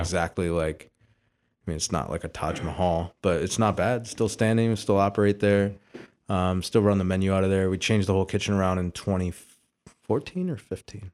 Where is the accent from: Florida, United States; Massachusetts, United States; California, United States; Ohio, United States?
Ohio, United States; Sylvania; also born or lived in Houston; I was born in Houston. Uh, my dad moved to the Toledo area, uh, with my family in eighty-seven